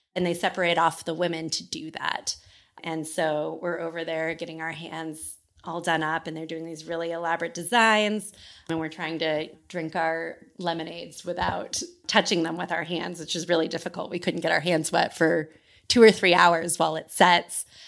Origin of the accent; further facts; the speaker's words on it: Sacramento, California, United States; moved away as an adult; I grew up in Sacramento, California, and I grew up in the same family home my whole life